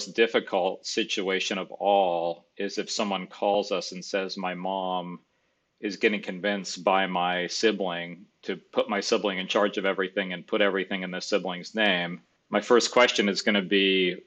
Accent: Gainesville, Florida, United States; I grew up in Gainesville.

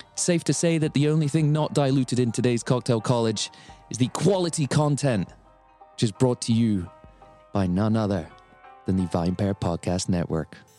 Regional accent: Scotland, United Kingdom; I am a Scotsman

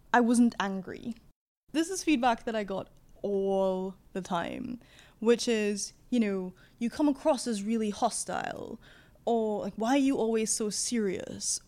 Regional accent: Trinidad & Tobago; moved away as an adult; also born or lived in London, United Kingdom; I was raised in the Caribbean

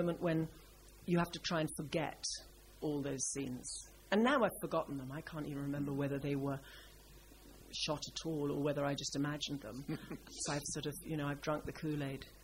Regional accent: Scotland, United Kingdom; I'm from Scotland

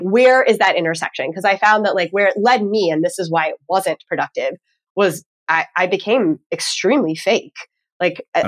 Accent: Texas, United States; now in Northeast, United States; I'm from Texas originally

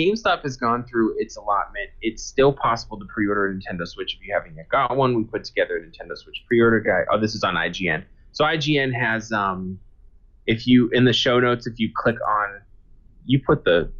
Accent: Boston, Massachusetts, United States; Just because I'm from Boston, so I'm supposed to like this team.

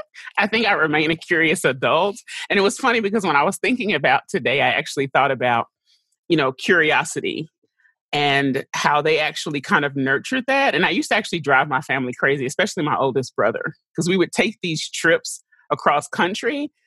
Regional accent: St. Louis, Missouri, United States; born there; I was born in St. Louis because my father was actually doing his residency.

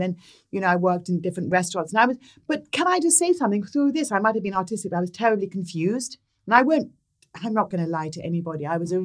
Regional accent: Sussex, South East England, United Kingdom; moved away as an adult; So, I was brought up in Sussex in, in England, mm. in, in, the, in the south.

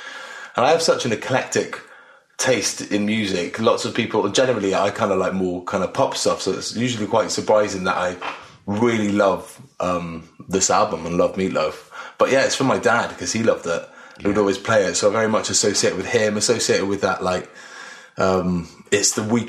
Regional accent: Wales, United Kingdom; I lived with my mum for the most part in more of the city, in just outside of Cardiff. And then when I was older, I lived with my dad, which was a bit more in the country.

